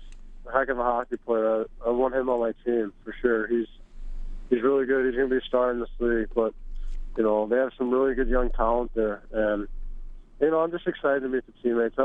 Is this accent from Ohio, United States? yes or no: no; St. Louis, Missouri, United States; now in Edmonton, Canada; Grew up in St. Louis, had good coaches.